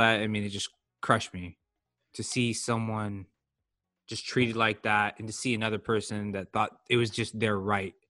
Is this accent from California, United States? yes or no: yes; Silicon Valley, California, United States; growing up in the Silicon Valley